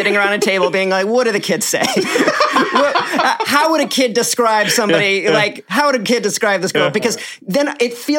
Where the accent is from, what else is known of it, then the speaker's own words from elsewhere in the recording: Freehold, New Jersey, United States; also born or lived in Evanston, Illinois; I'm from Freehold, New Jersey